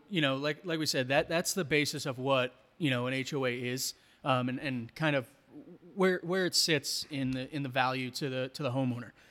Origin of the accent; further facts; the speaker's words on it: New York, United States; now in Colorado, United States; growing up in New York